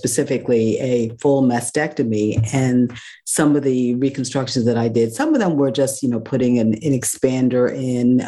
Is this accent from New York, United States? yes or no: yes; New York City, New York, United States; moved away as an adult; also born or lived in Northeast North Carolina; I was had been born and raised in New York City